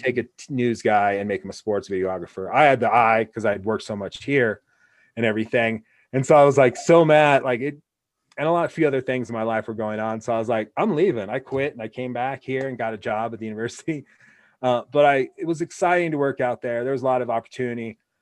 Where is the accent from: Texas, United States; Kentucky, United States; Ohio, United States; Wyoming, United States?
Wyoming, United States; also born or lived in New York; I'm from Wyoming